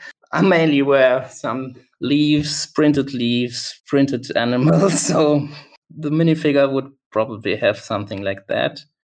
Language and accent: English; Germany; English is a second language; Well, I'm from Germany. I'm based in Cologne, Germany. That's in the west of Germany.